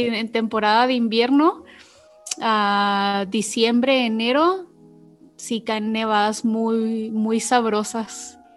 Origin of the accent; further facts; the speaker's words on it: Chihuahua, Mexico; De Chihuahua.